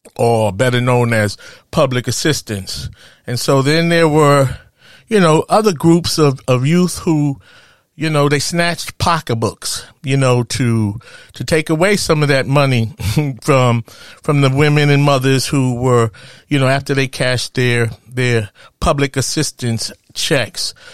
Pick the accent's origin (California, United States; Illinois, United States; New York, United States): New York, United States; growing up in Harlem